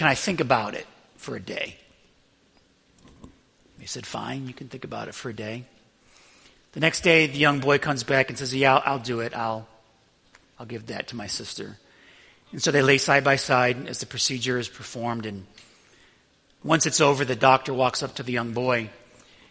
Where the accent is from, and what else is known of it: Buffalo, New York, United States; born or raised there; moved away